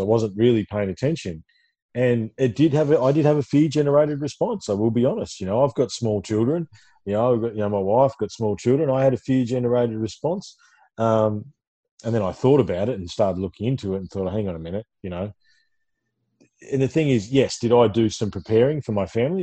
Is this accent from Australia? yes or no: yes; Ballarat, Victoria, Australia; when I was a kid growing up in Ballarat Victoria